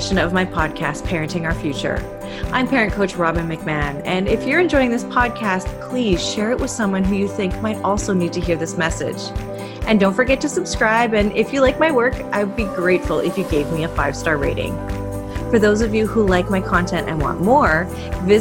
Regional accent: Canada; I'm Canadian.

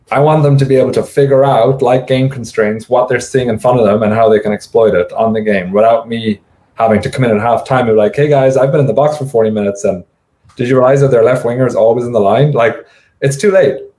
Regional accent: United States; as an American

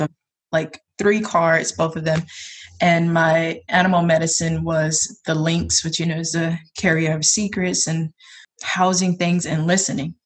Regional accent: South Georgia, United States; now in Portland, United States; I am from South Georgia, but I live in PDX

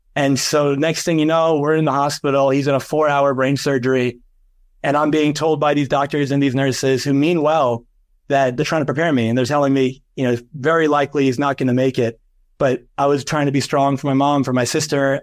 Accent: New York, United States; I'm from New York, and I went to a college in Fordham University in the Bronx

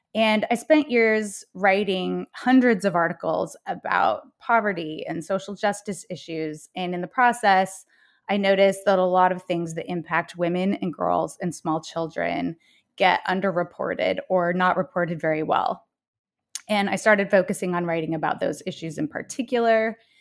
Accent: Salt Lake City, Utah, United States; moved away as an adult; also born or lived in Bay Area; now in New York City, United States; I was raised in Salt Lake City, Utah, as the oldest of four daughters

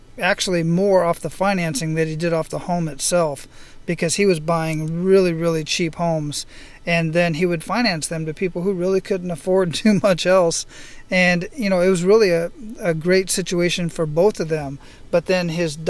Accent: Phoenix, Arizona, United States; Growing up in Phoenix, Arizona, in that part of the world, I lived in a mobile home park

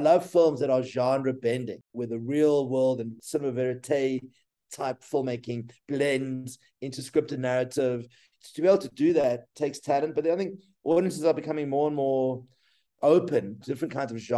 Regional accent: Namibia; now in South Africa; I was born in Namibia

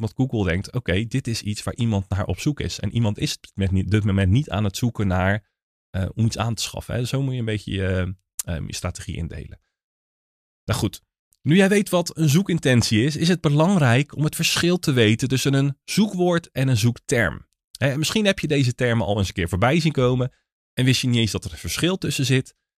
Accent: Naaldwijk, South Holland, Netherlands; ik kom uit Naaldwijk, maar dat is onderdeel van het Westland

